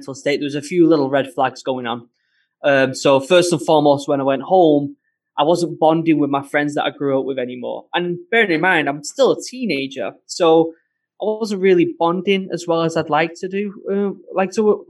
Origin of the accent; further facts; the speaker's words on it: Manchester, North West England, United Kingdom; accent: northern; I'm actually from Manchester